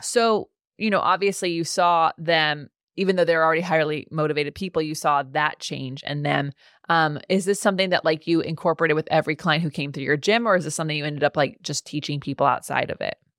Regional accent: California, United States; as a Californian

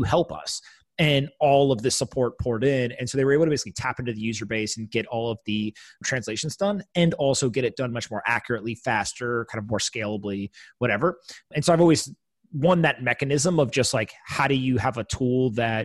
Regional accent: East Coast, United States; now in New York, United States; I grew up on the East Coast, went to the West Coast

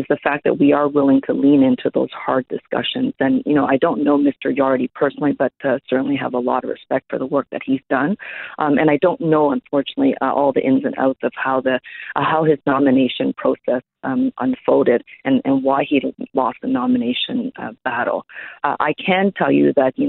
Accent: Toronto, Ontario, Canada; English is a second language; I grew up very poor in Regent Park. I'm an immigrant. English is my second language.

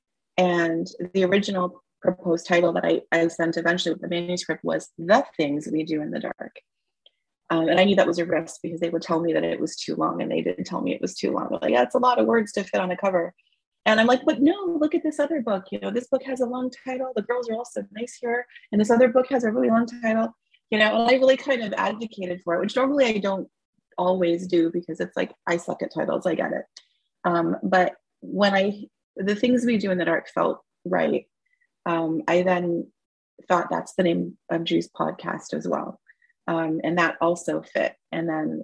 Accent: Toronto, Ontario, Canada; moved away as an adult; also born or lived in Seattle; I grew up in Toronto, born and raised, and I'm in a suburb of Toronto right now

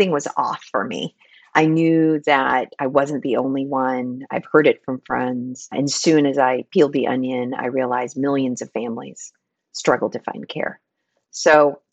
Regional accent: Philippines; moved away as an adult; I was born and raised in the Philippines, so I came here for college

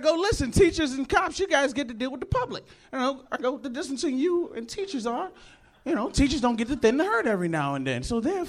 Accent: Virginia, United States; now in Los Angeles, United States; I'm from Virginia, man.

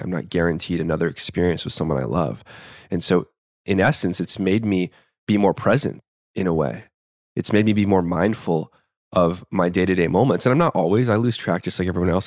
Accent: Tucson, Arizona, United States; I was born in Tucson, Arizona, in the Southwest Barrios, uh, primarily, like, lower middle class neighborhood to a single mom.

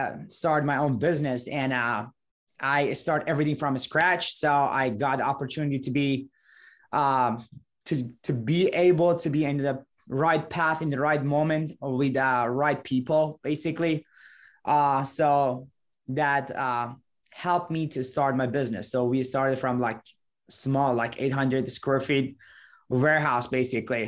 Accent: Iran; English is a second language; moved away as an adult; now in Valparaiso, United States; I was 18 when I moved to the United States. I came from Iran originally

